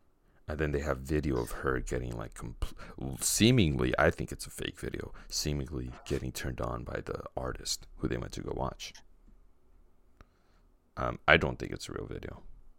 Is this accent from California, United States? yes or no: yes; Santa Ana, California, United States; I was born in Santa Ana, Danny.